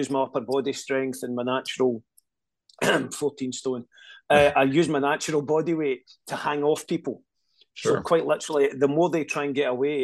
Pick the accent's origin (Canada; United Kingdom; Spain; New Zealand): United Kingdom; Scotland; I'm Scottish. We can barely speak English.